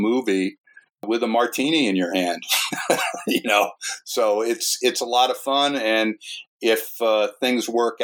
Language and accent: English; New Jersey, United States; I grew up in New Jersey